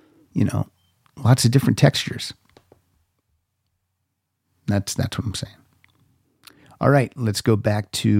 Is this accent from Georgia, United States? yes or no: no; Pennsylvania, United States; growing up in Pennsylvania